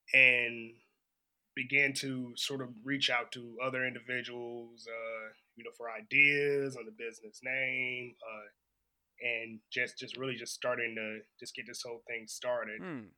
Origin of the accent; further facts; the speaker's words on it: Savannah, Georgia, United States; moved away as an adult; now in Japan; I am from Savannah, Georgia.